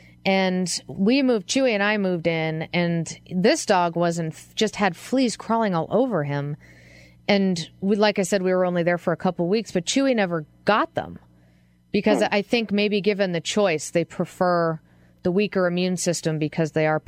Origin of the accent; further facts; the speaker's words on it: East Coast, United States; I mean, out here, I'm from the East Coast, and our thing was ticks, which is an entirely different beast.